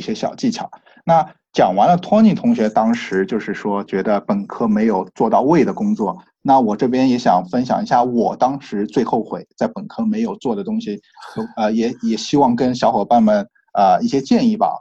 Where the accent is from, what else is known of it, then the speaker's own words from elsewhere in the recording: China; now in United States; 我们中国人